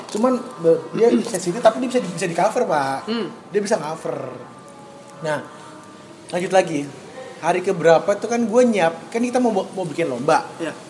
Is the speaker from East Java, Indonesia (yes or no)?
yes; Surabaya, East Java, Indonesia; kita orang Surabaya